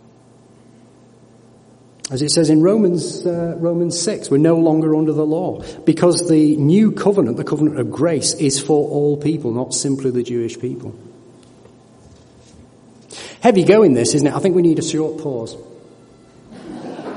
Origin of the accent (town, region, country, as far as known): United Kingdom